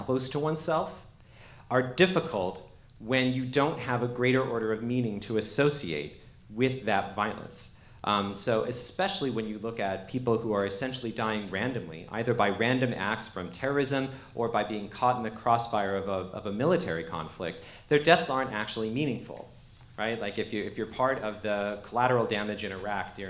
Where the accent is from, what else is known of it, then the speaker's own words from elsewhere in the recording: Canada; now in United States; I actually am an immigrant. I'm from Canada. I immigrated to the United States.